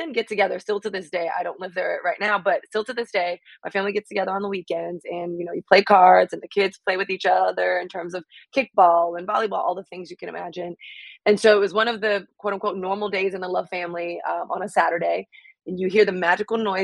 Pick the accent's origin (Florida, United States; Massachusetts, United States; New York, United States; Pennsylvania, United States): Florida, United States; Miami; I'm from Miami, and getting back to kind of like being a kid in Miami